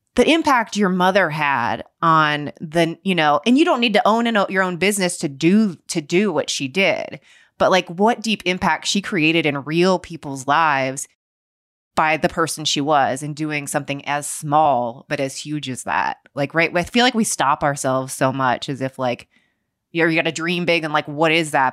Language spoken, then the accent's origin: English; Cincinnati, Ohio, United States; moved away; I grew up in Cincinnati, Ohio